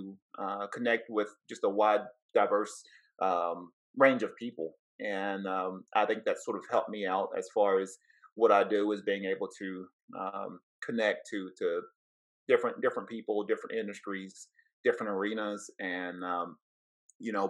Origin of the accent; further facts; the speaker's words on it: Cleveland, Tennessee, United States; originally from Southeast Tennessee, from a small town called Cleveland, Tennessee. So from the South.